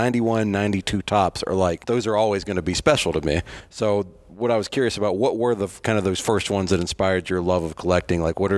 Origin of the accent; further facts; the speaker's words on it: Virginia, United States; I was growing up in Virginia watching the Braves on TBS every night